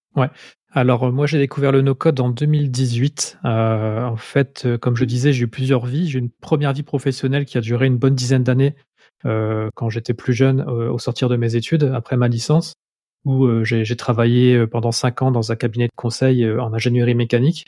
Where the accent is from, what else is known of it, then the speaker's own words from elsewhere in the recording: Lille, Hauts-de-France, France; accent: nordiste; j'habite à Lille, j'ai toujours vécu à Lille, donc je suis un pur nordiste. Ça va peut-être s'entendre à ma voix, j'ai encore un peu l'accent qui, qui, revient de temps en temps.